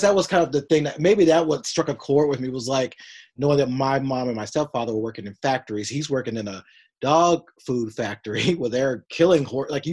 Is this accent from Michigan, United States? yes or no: no; Union City, Tennessee, United States; I grew up in Union City, Tennessee.